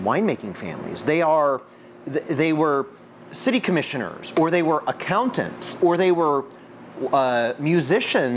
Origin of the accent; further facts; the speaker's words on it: Southern California, United States; moved away as an adult; also born or lived in San Francisco; now in Portland, United States; we moved to San Francisco from Southern California